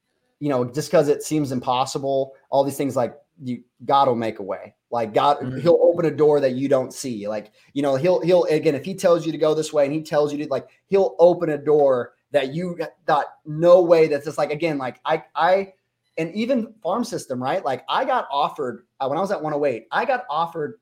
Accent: Las Vegas, Nevada, United States; I grew up in Vegas with a lot of people that, had, status or money

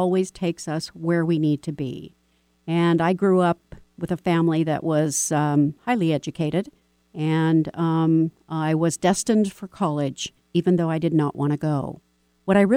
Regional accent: Texas, United States; I was born in Texas

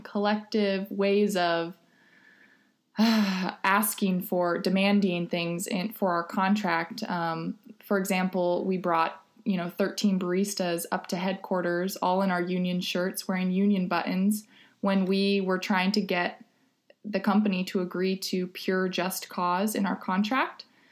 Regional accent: Los Angeles, California, United States; moved away as an adult; now in Ithaca, United States; I am originally from Los Angeles, California, and I moved to Ithaca in 2010

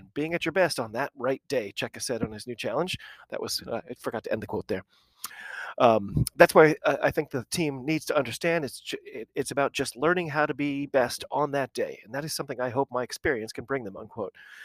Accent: United States; I'm an American rugby fan

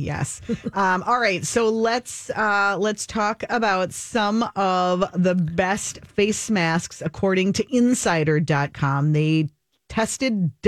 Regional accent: Minnesota, United States; I have been a Minnesotan all my life

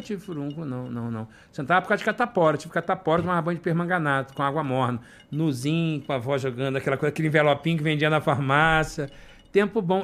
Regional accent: Rio de Janeiro, Brazil; moved away as an adult; also born or lived in Piraí; now in Orlando, United States; na minha infância, de frequentar a igreja na Ilha do Governador

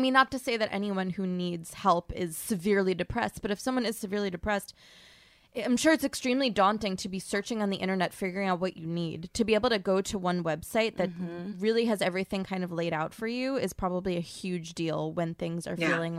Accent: New York, United States; We don't talk about this. Growing up on Long Island as a Jew, everyone

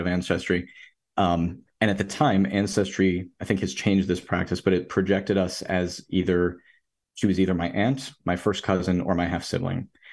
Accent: Rochester, New York, United States; I'm from Rochester, New York

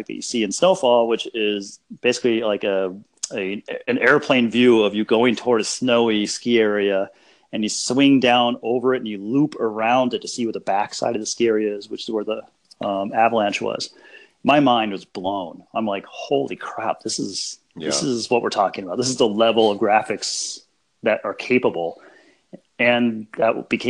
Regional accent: Denver, Colorado, United States; I grew up in Colorado.

